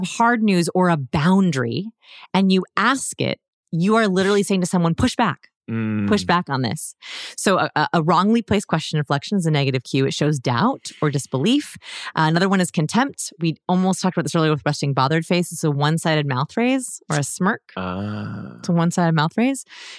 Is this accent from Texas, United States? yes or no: no; Los Angeles, California, United States; I'm from Los Angeles.